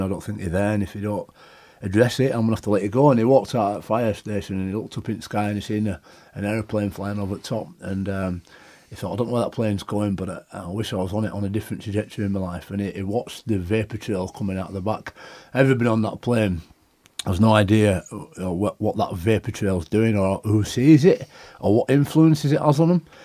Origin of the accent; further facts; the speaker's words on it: Leeds, Yorkshire and the Humber, United Kingdom; the club that I grew up playing for, supporting. You know, my hometown club